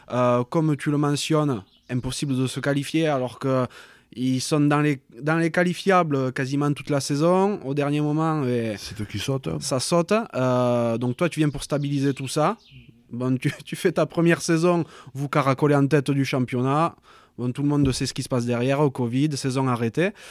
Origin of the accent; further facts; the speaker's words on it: Occitania, France; Mais puis quand on est du Minervois, venir dans le Bordelais